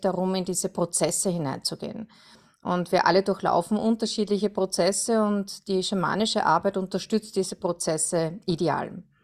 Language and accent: German; Perchtoldsdorf, Lower Austria, Austria; ich komme aus Berchtoldsdorf, das ist am Südrand von Wien in Österreich